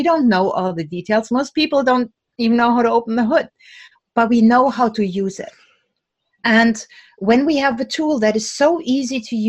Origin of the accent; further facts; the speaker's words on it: Germany; now in United States; Now, I'm originally from Germany